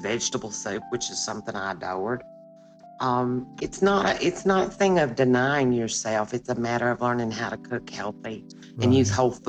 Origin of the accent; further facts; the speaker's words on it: the South, United States; And I say I'm from the South.